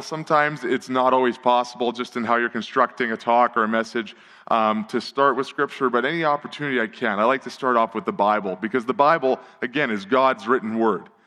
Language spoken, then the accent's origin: English; Edmonton, Alberta, Canada; I grew up in Millwoods, which was honestly designed by a crazy person with a spirograph